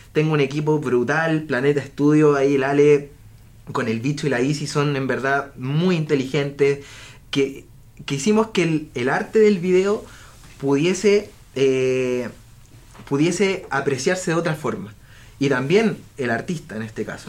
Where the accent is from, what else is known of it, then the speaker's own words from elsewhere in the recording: Viña del Mar, Valparaíso, Chile; moved away; yo soy de Viña del Mar y vivo en la playa